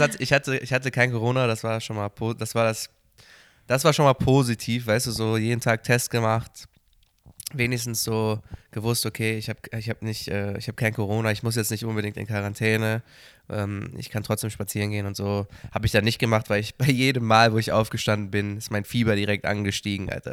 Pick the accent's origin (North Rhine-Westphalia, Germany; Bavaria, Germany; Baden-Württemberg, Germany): North Rhine-Westphalia, Germany; Cologne; moved away; aus meiner Heimatstadt Köln